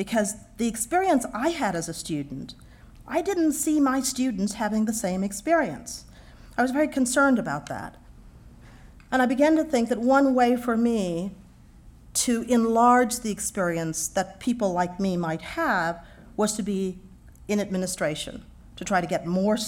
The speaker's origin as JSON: {"language": "English", "town": "Houston", "region": "Texas", "country": "United States", "tie": "born or raised there", "moved": "as an adult", "said": "I grew up in Texas."}